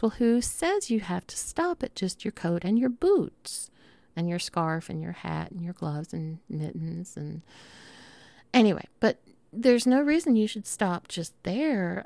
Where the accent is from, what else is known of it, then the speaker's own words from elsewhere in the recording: Southern United States, United States; accent: Southern; my Southern accent